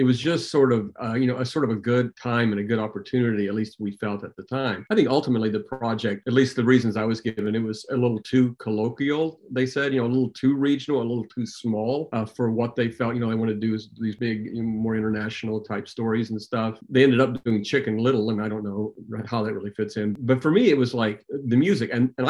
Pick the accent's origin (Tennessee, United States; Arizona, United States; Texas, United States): Tennessee, United States; Nashville; originally I was born in Nashville, Tennessee.